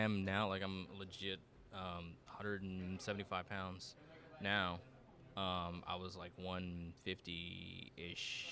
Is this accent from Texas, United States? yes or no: yes; Victoria, Texas, United States; moved away as an adult; also born or lived in Roanoke, Texas; I moved from Victoria, Texas, up to Roanoke, Texas